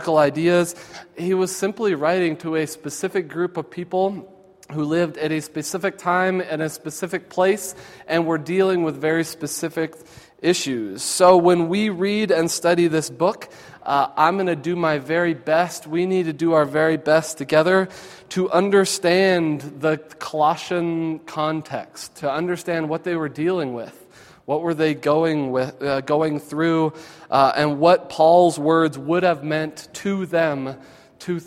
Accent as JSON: {"language": "English", "country": "United States", "said": "we, as American Christians"}